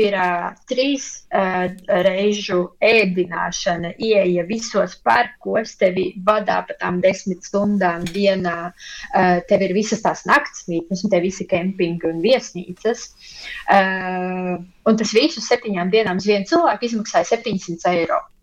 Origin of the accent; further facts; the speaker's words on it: Latvia; now in Germany; es visu savu bērnību pavadīju Latvijā